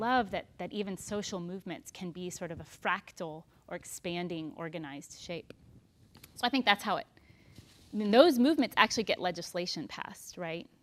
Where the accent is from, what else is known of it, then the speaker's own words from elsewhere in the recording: Texas, United States; I'm so Texan